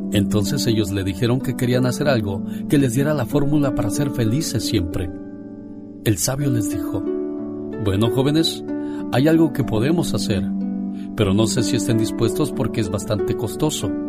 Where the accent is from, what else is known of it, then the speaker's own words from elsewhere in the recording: Joconostle, Guanajuato, Mexico; Un día salí del Joconostle, Guanajuato. Pero el Joconostle, Guanajuato, nunca salió de mí.